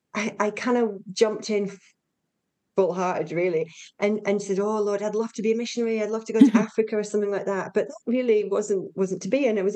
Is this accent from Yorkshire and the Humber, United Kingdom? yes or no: yes; Yorkshire and the Humber, United Kingdom; So I'm a Yorkshire girl.